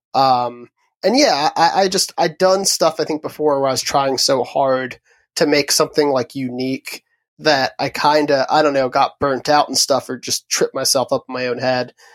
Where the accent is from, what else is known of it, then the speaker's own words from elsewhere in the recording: Huntingtown, Maryland, United States; also born or lived in Upper Marlboro, Maryland; I grew up a little outside of D C, originally in a town called Upper Marlboro, um, and then my family moved down south, um, to a town called Huntingtown, uh, in Calvert County